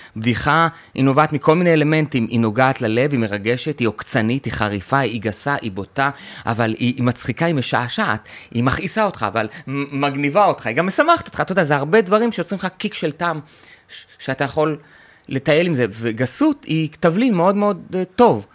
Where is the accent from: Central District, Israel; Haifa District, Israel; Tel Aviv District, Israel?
Tel Aviv District, Israel; Tel Aviv-Yafo; also born or lived in kibbutz; גדלתי, זה אתה לא יודע, גדלתי ביפו